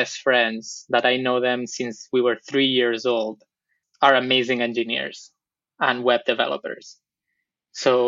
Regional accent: Barcelona, Catalonia, Spain; accent: Barcelona; English is a second language; also born or lived in Buenos Aires, Argentina; my accent is from Barcelona, so let me get that out of the way. I'm from Spain. That's where I grew up

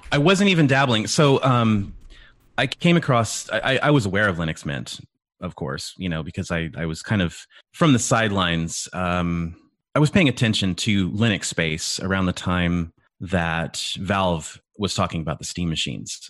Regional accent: California, United States; I grew up in California with my stepdad who owned a computer tech business

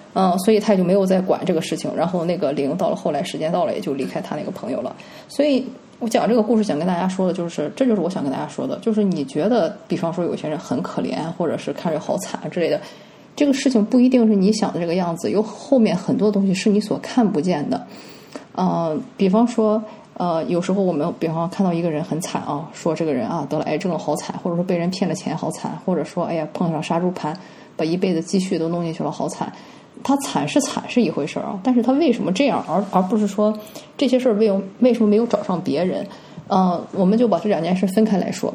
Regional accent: China; 我们中国人经常说的啊，男才女貌，门当户对

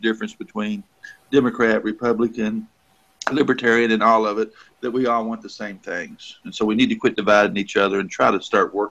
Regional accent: Pennsylvania, United States; moved away; my hometown of Pennsylvania

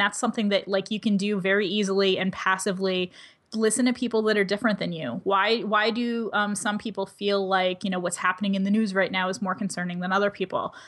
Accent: United States; first language English; I speak English as a first language. I'm mostly abled. I grew up in the United States

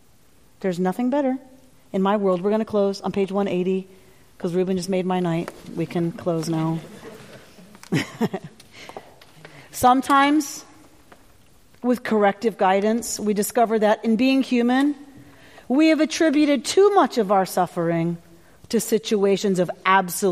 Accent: the South, United States; I grew up in the South

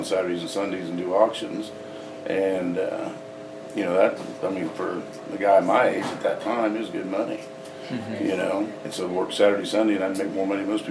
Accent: Allen County, Kansas, United States; also born or lived in Pittsburg, Kansas; I was born in Allen County and raised here, went to high school here

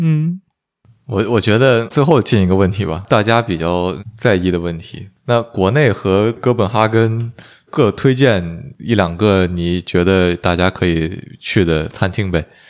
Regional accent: Beijing, China; 我们都是北京人

